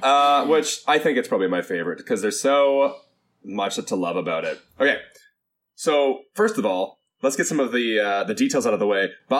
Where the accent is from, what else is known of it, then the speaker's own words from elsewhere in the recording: Canada; also born or lived in Vancouver; I am a Canadian rock dork.